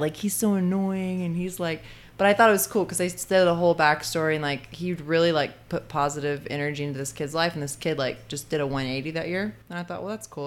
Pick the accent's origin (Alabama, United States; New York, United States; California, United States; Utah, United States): Alabama, United States; Muscle Shoals; moved away; I grew up in Muscle Shoals, Alabama